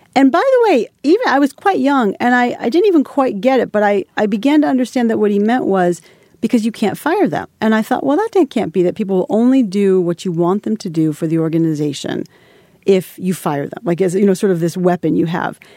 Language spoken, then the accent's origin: English; Holliston, Massachusetts, United States; I was this, like, little girl from a small town. I'm from Holliston, Massachusetts.